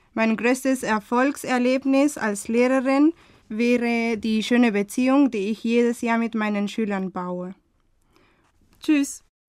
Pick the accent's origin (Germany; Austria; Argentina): Argentina; Buenos Aires; German is a second language; ich komme aus Argentinien, Buenos Aires